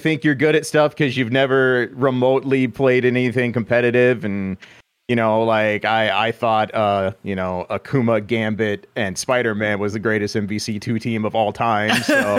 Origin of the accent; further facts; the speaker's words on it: Midwest, United States; I'm from the Midwest.